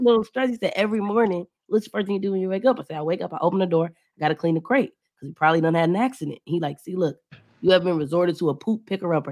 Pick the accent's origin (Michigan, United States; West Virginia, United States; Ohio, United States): Ohio, United States; Cleveland; moved away as an adult; now in Atlanta, United States; I'm from Cleveland, but I recently moved to Atlanta